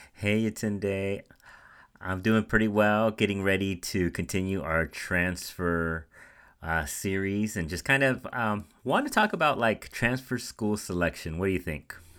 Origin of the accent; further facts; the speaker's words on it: Central Valley, California, United States; moved away as an adult; also born or lived in Santa Barbara; I was coming from the Central Valley where we had a diverse uh, population